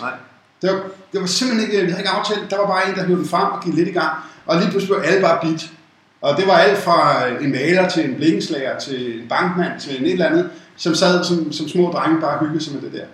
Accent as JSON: {"language": "Danish", "town": "Copenhagen", "region": "Capital Region of Denmark", "country": "Denmark", "tie": "born or raised there", "said": "født i København. Jeg vil det, der hedder en rigtig københavner, fordi jeg er født i Indre By, København K. Øh, har boet faktisk hele mit liv, øh, i København"}